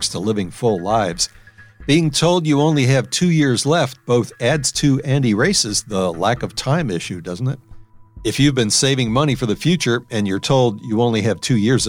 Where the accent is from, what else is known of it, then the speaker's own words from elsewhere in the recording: New Orleans, Louisiana, United States; moved away as an adult; also born or lived in Wisconsin / Illinois / Maryland; My hometown, New Orleans